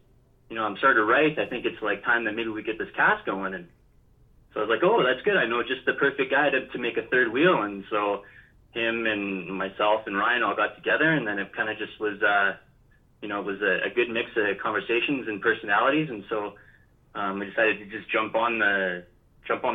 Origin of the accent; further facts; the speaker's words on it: Vancouver Island, British Columbia, Canada; I grew up on Vancouver Island for the most part when I was younger